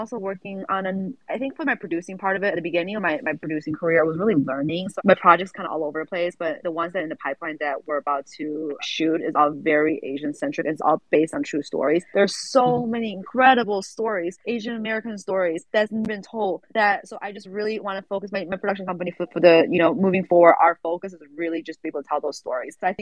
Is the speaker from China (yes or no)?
yes; Kunming, Yunnan, China; moved away; I grew up in Kunming, the southern part of China